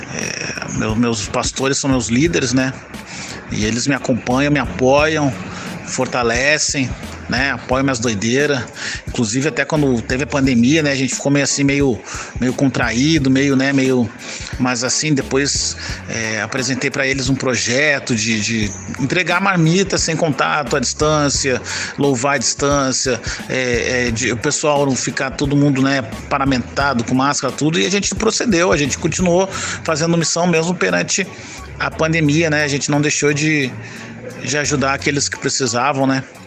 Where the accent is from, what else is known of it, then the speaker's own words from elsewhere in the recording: Vila Velha, Espírito Santo, Brazil; direto de Vila Velha, Espírito Santo